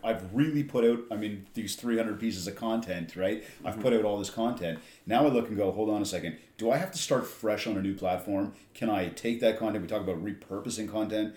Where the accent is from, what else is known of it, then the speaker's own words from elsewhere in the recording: Canada; I'm from Canada